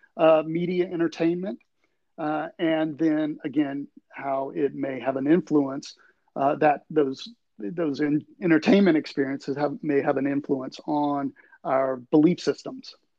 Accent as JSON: {"language": "English", "town": "Tuscaloosa", "region": "Alabama", "country": "United States", "tie": "born or raised there", "moved": "as an adult", "lives_now": "Tallahassee, United States", "said": "I am actually from right there in Tuscaloosa"}